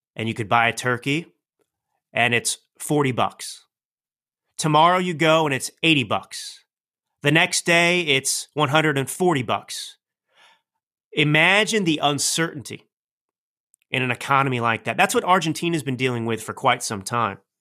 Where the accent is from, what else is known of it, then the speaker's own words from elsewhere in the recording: United States; as a proud American